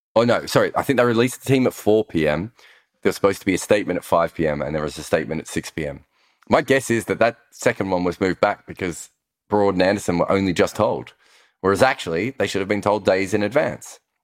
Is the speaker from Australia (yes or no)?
yes; Australia; accent: Australian voice; moved away; we're Australian